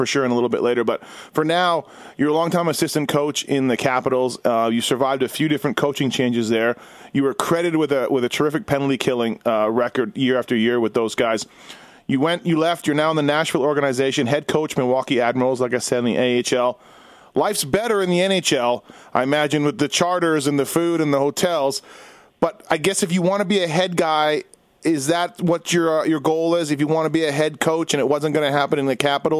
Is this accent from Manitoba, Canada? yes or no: yes; Winnipeg, Manitoba, Canada; you were a Winnipeg guy like myself